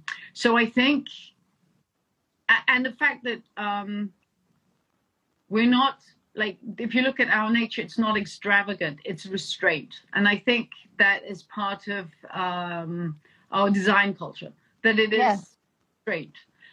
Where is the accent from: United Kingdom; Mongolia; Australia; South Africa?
United Kingdom; England; also born or lived in Denmark; I think what I grew up in England and I grew up in Denmark.